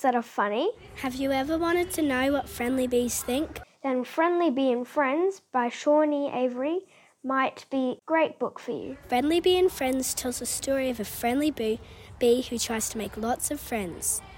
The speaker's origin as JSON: {"language": "English", "town": "Gold Coast", "region": "Queensland", "country": "Australia", "said": "I am from the Gold Coast"}